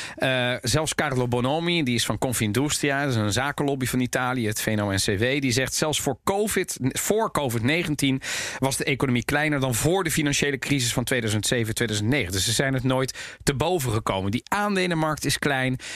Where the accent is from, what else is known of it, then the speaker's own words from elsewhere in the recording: Netherlands; ik ben geboren en getogen in Nederland